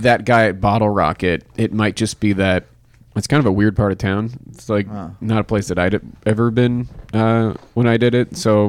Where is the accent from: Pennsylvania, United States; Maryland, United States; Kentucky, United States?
Pennsylvania, United States; Pittsburgh; Pittsburgh? Yeah.